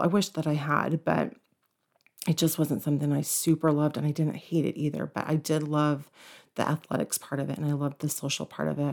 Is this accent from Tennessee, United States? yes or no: no; Cherokee County / Forsyth County, Georgia, United States; also born or lived in Woodstock, Georgia; when we moved to Cherokee County from Forsyth County, they actually had a swim team. So my junior year, I was on the swim team